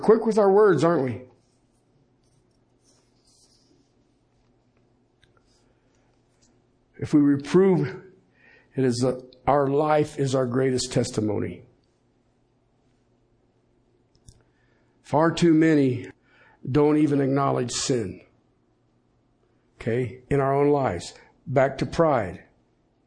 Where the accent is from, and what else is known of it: Colorado, United States